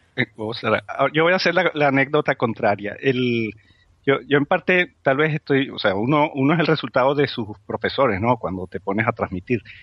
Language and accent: Spanish; Spain; nuestra autoestima como, como, como españoles